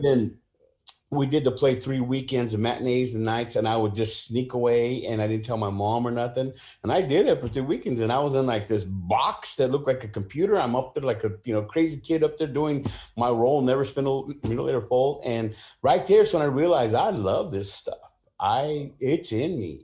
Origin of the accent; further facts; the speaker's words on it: San Jose, California, United States; also born or lived in Sacramento / Mexico (family); now in Southern California, United States; born and raised in San Jose